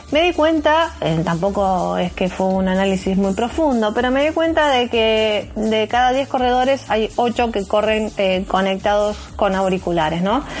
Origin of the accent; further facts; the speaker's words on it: Argentina; acá en nuestro país